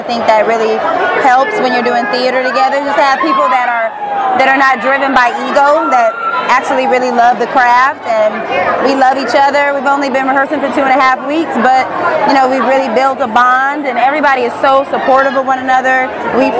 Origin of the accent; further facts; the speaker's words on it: Sacramento, California, United States; now in Los Angeles, United States; I'm from Sacramento, California